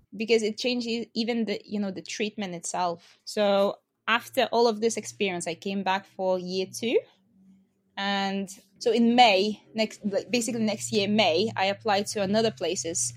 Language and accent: English; Lithuania; born or raised there; English is a second language; moved away